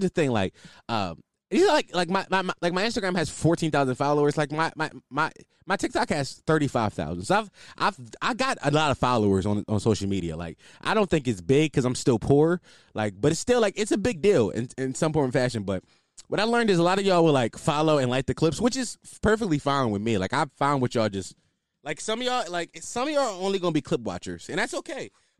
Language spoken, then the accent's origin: English; Philadelphia, Pennsylvania, United States; I'm from Philly. And, like, I knew, like, the city was pretty violent. Like, when people ask about Philly, I say it's a war zone because it's 100% a war zone.